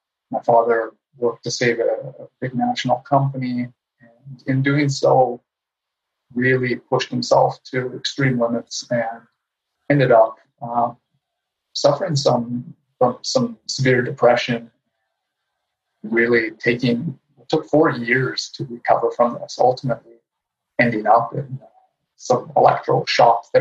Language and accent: English; Winnipeg, Manitoba, Canada; now in Vancouver Island, Canada; I grew up in Winnipeg, Manitoba, so I'm a son of the prairies in Canada